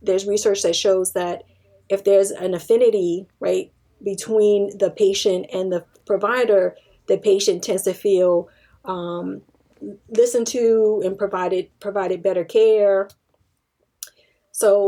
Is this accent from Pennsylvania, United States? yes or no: no; Washington, District of Columbia, United States; I grew up in Washington, D.C.